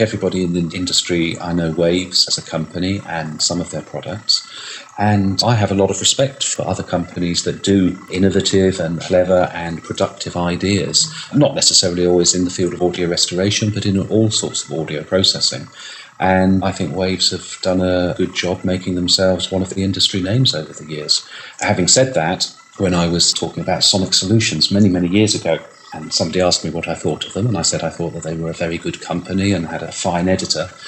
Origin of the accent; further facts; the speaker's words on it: United Kingdom; I'm British